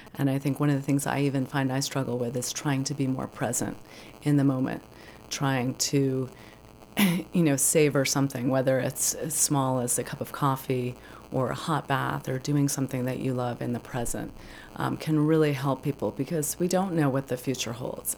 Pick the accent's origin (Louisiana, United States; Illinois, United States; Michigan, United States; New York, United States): New York, United States; New York City; moved away as an adult; now in Maine, United States; I grew up in Manhattan